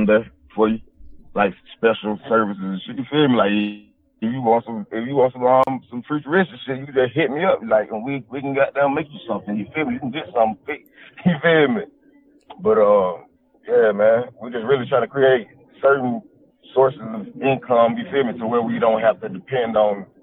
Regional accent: Newnan, Georgia, United States; I'm from Noonan, Georgia

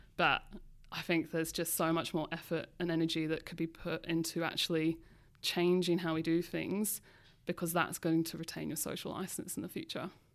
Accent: London, United Kingdom; now in Australia; growing up in London

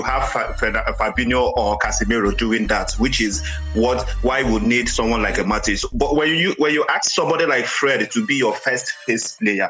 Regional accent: Nigeria; As a Nigerian

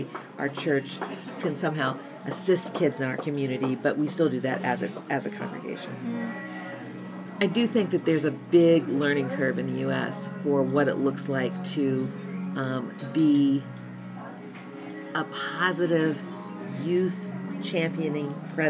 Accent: United States; I'm American

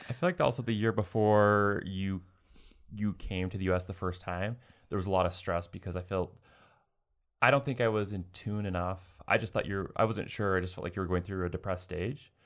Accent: United States; as an American

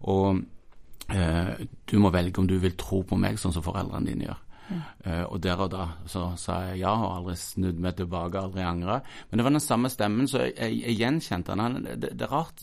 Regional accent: Mandal, Agder, Norway; moved away; also born or lived in Stavanger, Norway / Paris, France / Sandnes, Norway; jeg kommer fra Mandal. Eh, det blide Sørland. Eh, og har fått gå i lære hos gode folk og vokse som disippel på bedehuset i Mandal

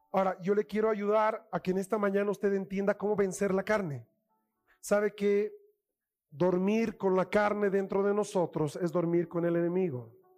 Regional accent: Bolivia; como bolivianos

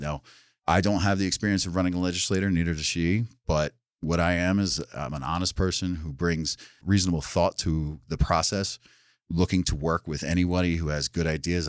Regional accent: New Jersey, United States; also born or lived in New York City, United States; now in Sullivan County, New York, United States; I'm originally from South Jersey, right outside Philadelphia

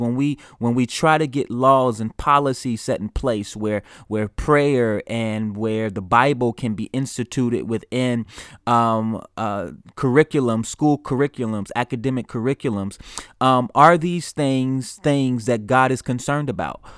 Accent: United States; as an American, uh, in the United States

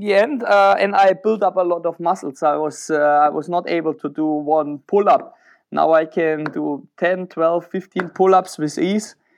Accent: Germany; moved away as an adult; also born or lived in Czech Republic / Switzerland; now in Romania; I'm more an Eastern European dude, even when I'm from Germany, so I moved to Czech Republic instead.

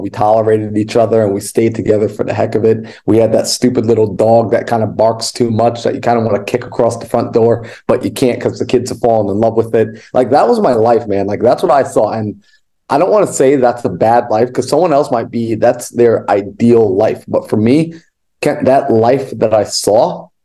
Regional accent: New York, United States; moved away as an adult; now in Arizona, United States; I was born and raised in New York

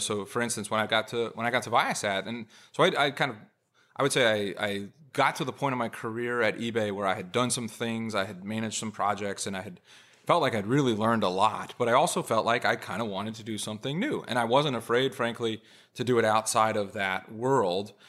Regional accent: California, United States; moved away; I'm from California originally.

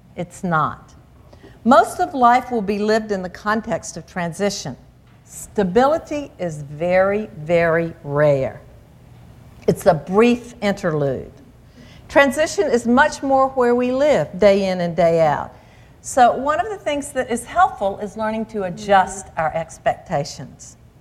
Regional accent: the South, United States; growing up in the South in the church

